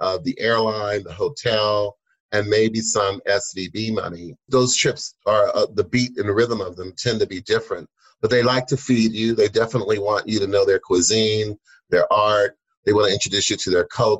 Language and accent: English; United States; first language English; we're American